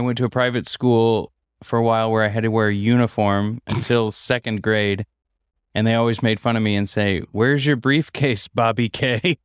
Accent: Missouri, United States; I grew up in Missouri

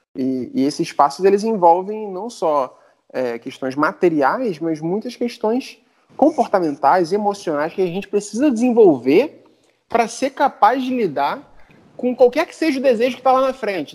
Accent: Brazil; accent: Brazilian; meu sotaque, sotaque de brasileiro

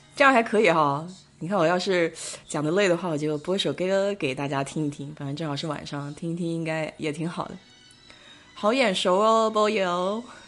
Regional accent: Nanjing, Jiangsu, China; accent: Nanjing dialect; now in Israel; 我们南京话就讲得就比较粗了

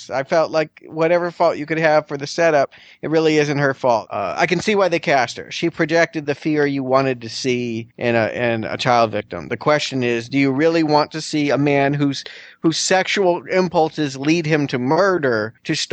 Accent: Haddonfield, New Jersey, United States; As we've already stated, we grew up in Haddonfield.

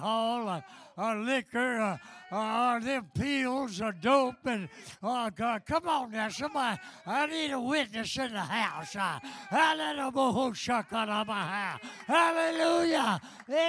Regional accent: Nashville, Tennessee, United States; I was born in East Nashville and raised in the housing projects

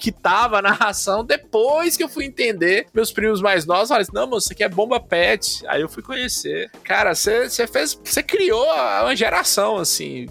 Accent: Monte Azul, Minas Gerais, Brazil; now in Montes Claros, Brazil; eu moro em Montes Claros e sou de Monte Azul

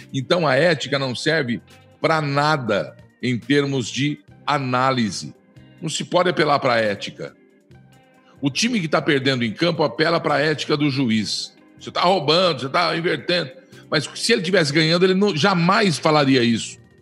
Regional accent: Brazil; todos nós somos brasileiros

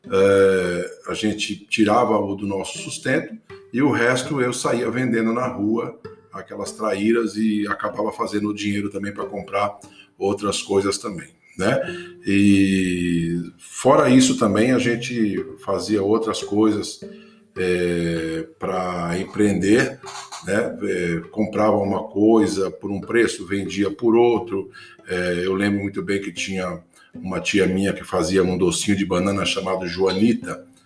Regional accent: Batinga, Bahia, Brazil; born there; Eu tenho hoje 56 anos, em fevereiro farei 57, e nasci numa vilinha chamada Batinga, distrito do município de Itaém, Bahia, no sul da Bahia.

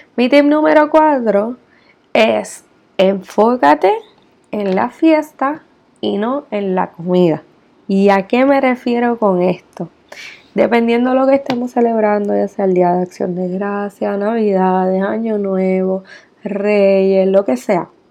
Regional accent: Puerto Rico; como puertorriqueña vivo y resido en Puerto Rico

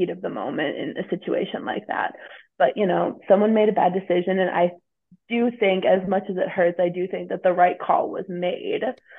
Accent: Eau Claire, Wisconsin, United States; moved away as an adult; now in Champaign, United States; I grew up in Eau Claire, Wisconsin.

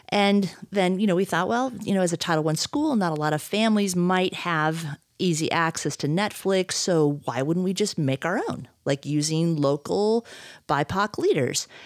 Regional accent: Midwest, United States; now in Idaho, United States; I grew up in the Midwest, And so mountains were just not a thing

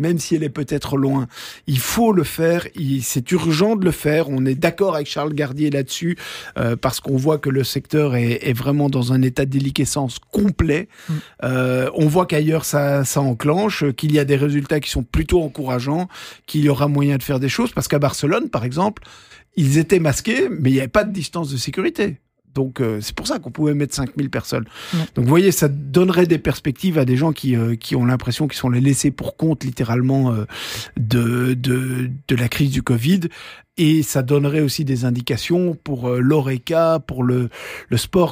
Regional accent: Belgium; chez nous en Belgique

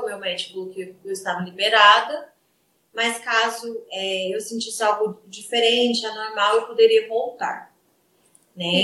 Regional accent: Goiatuba, Goiás, Brazil; Goiatuba, é do interior de Goiás

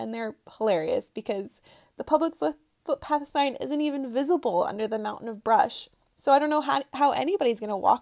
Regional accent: United States; moved away as an adult; now in England, United Kingdom; I'll probably come across sounding uber American

